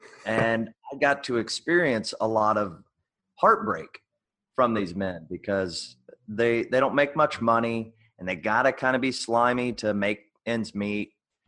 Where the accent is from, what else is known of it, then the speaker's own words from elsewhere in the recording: Indiana, United States; Well, I'm from Indiana, mm-hmm. and we moved a lot. My dad was in the Marines